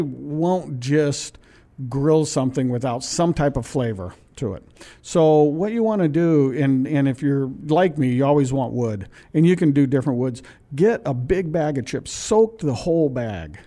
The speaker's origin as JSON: {"language": "English", "region": "Pacific Northwest", "country": "United States", "moved": "yes", "said": "I'm from the Pacific Northwest"}